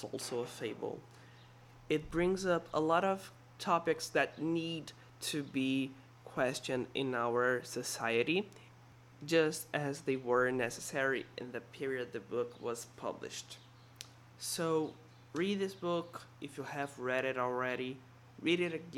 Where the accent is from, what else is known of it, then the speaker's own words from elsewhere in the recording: Brazil; I'm from Brazil